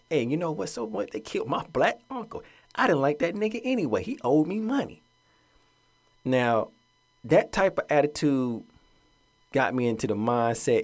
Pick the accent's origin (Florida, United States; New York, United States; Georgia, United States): Georgia, United States; Atlanta; moved away; Growing up in Atlanta, that's my hometown